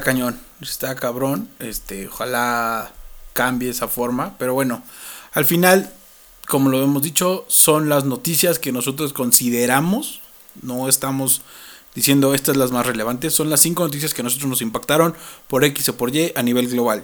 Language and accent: Spanish; Mexico; para nosotros como mexicanos